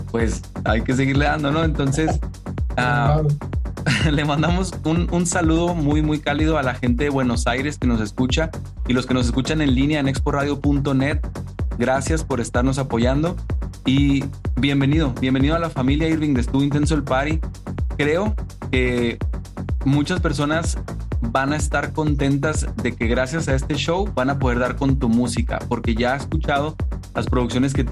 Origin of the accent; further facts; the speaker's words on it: Chihuahua, Mexico; El día de hoy tenemos a un artista de Chihuahua, México, de donde soy yo también, así que como quien dice, pues es un hermano, un vecino.